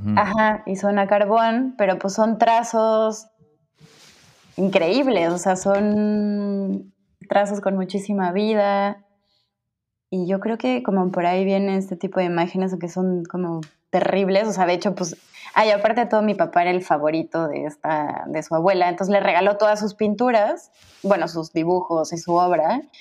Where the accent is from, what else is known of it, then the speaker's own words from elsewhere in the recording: Cuernavaca, Morelos, Mexico; moved away as an adult; also born or lived in Mexico City / Cancún / Mazatlán / Catalonia, Spain; now in Spain; nací en el DF, pero nunca viví ahí hasta la universidad crecí dos años en Cancún, luego unos años en, Mazatlán y luego ya toda mi vida en Cuerna hasta que me fui en la universidad al, al defectuoso